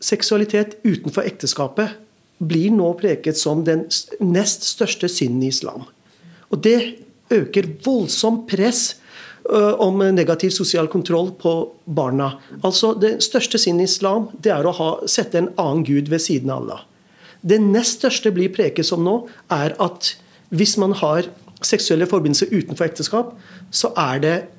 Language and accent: Norwegian; Norway; also born or lived in Pakistan; å vokse opp i to virkeligheter. En, det norske